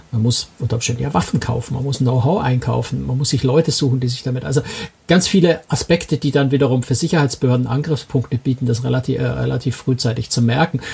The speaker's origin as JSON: {"language": "German", "country": "Germany", "said": "als Deutsche"}